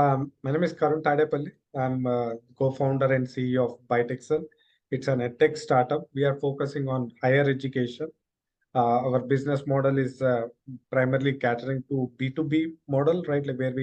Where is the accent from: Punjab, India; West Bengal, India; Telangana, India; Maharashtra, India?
Telangana, India; Hyderabad; moved away as an adult; also born or lived in Dallas, United States; I was born and brought up in Hyderabad. Half my life I was in Hyderabad and the other half I lived in Dallas, USA.